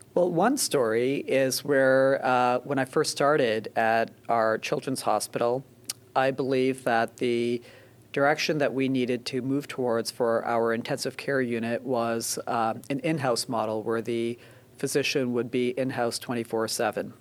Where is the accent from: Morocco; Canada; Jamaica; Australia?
Canada; moved away as an adult; also born or lived in Boston / Philadelphia; now in New Jersey, United States; I grew up in Canada and uh, went to med school in Canada